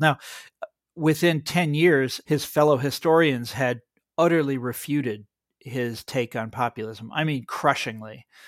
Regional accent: Kansas, United States; my home state of Kansas

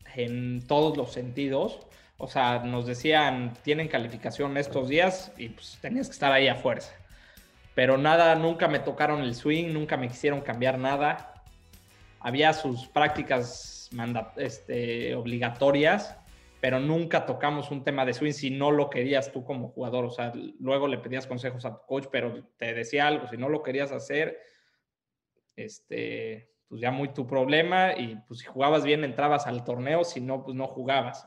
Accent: Puebla, Mexico; moved away as an adult; now in Miami, United States; soy, soy poblano, soy poblano. Nací acá

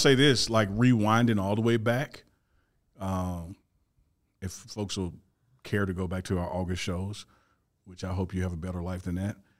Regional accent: Mississippi, United States; I'm from Mississippi

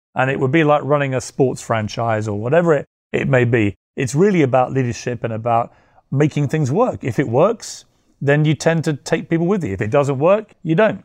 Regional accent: United Kingdom; I'm, I'm British

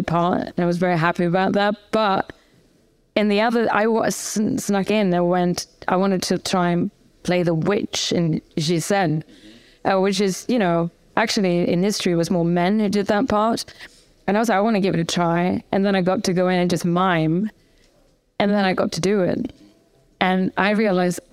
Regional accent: Gothenburg, Västra Götaland, Sweden; English is a second language; moved away as an adult; I was raised in Gothenburg, second biggest town in Sweden.

